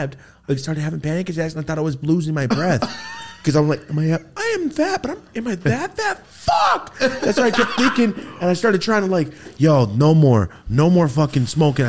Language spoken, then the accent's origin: English; Merced, California, United States; I'm from Merced.